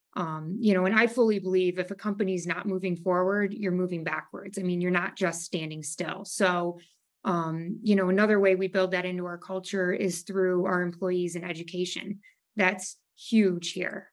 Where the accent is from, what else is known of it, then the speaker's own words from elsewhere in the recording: Savannah, Ohio, United States; also born or lived in Maumee, Ohio; I grew up in Savannah. Um, my parents moved to Maumee when I was a freshman in college, so I've lived in and around the area my entire life